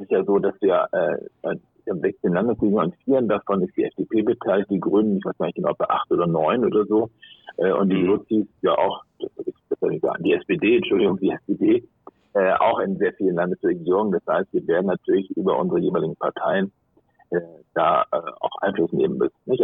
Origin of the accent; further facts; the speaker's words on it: Hamburg, Germany; in meinem Heimatland Hamburg